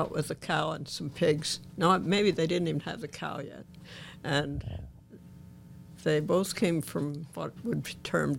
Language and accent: English; Ina, Illinois, United States; I grew up on a farm east of Ina, which is about halfway between Benton and Mount Vernon.